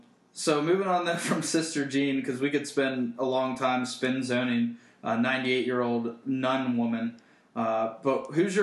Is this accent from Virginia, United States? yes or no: yes; Virginia, United States; I'm glad I'm from the Virginia area